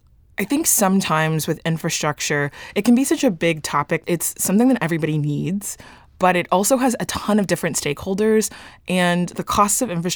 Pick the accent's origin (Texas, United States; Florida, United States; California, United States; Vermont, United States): Texas, United States; Dallas; So I'm from Dallas.